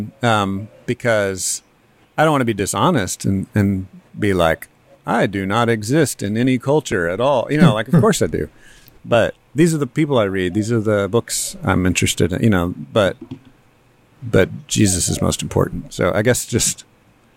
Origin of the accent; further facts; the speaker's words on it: Texas, United States; I'm a Texan